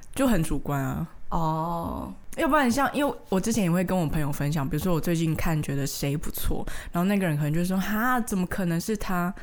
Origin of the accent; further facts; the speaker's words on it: Taiwan; accent: Taiwanese Mandarin (台湾国语); 我可能比较台湾国语腔